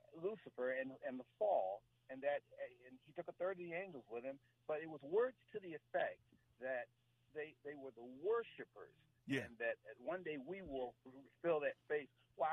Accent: Severn, Maryland, United States; I'm actually from Severn, Maryland.

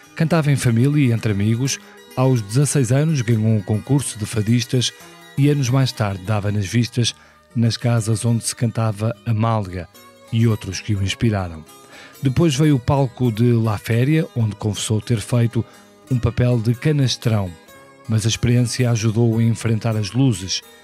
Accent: Porto, Norte, Portugal; nasci no Porto em 1976

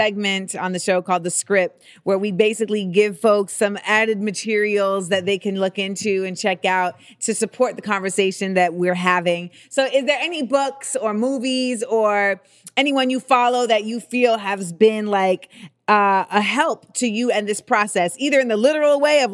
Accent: New York, United States; accent: New York; my New York accent

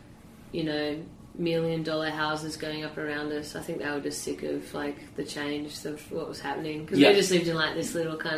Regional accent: Sydney, New South Wales, Australia; growing up in Sydney, well, anywhere I guess in Australia

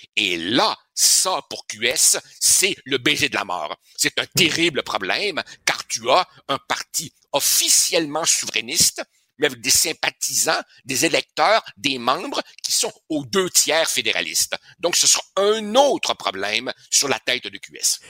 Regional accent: Quebec, Canada

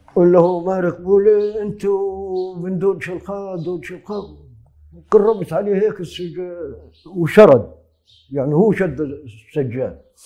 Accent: Negev, Southern District, Israel; عندنا في النقب

